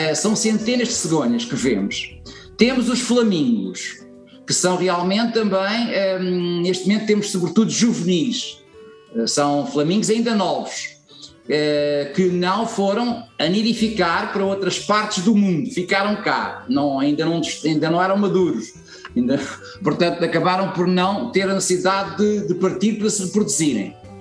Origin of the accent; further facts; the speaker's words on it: Santo António da Caparica, Setúbal, Portugal; cresci numa zona, portanto, uh, em Santo António de Caparica